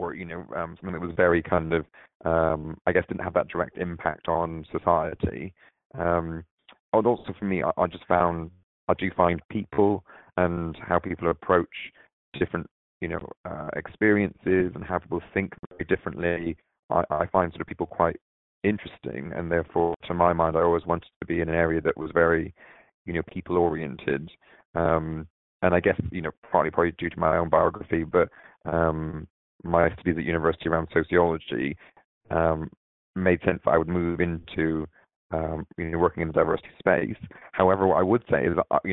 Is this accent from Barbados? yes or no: yes; Barbados; moved away; also born or lived in London, England; I was born in Barbados, in the Caribbean, and my parents lived there for quite a while